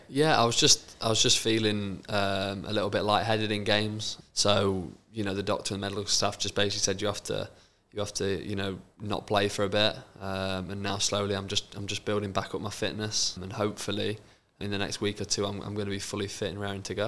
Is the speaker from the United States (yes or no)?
no; Lincoln, East Midlands, United Kingdom; I was born in Lincoln